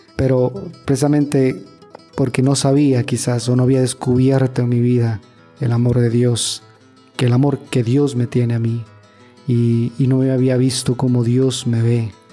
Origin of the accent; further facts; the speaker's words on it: Ecuador; now in Monterrey, Mexico; yo soy de Ecuador